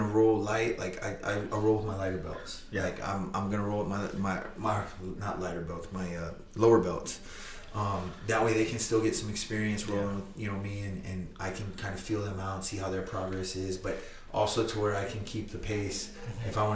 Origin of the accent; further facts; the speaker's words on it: Corpus Christi, Texas, United States; I'm born, raised, and from Corpus Christi, Texas